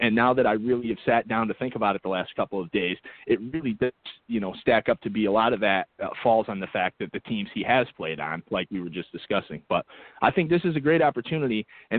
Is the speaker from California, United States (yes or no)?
no; Baltimore, Maryland, United States; I'm from Baltimore.